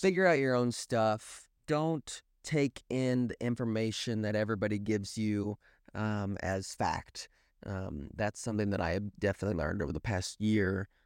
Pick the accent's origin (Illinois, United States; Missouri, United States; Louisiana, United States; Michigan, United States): Missouri, United States; Springfield; accent: Midwestern; I'm from Springfield, Missouri, Southwest Missouri.